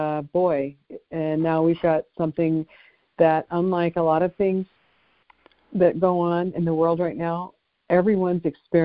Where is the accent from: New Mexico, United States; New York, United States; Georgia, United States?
New Mexico, United States; moved away; also born or lived in Wyoming; I'm from New Mexico.